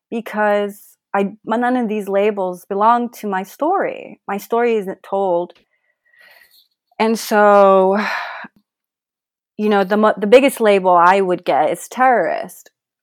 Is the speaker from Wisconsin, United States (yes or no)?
no; Colorado Springs, Colorado, United States; Where are you from? And a lot of times when I would say in Colorado Springs, the energy would change